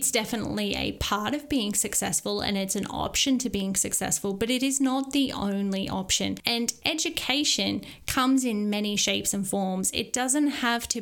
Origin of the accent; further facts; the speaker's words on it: Maryborough, Australia; moved away; my hometown of Maryborough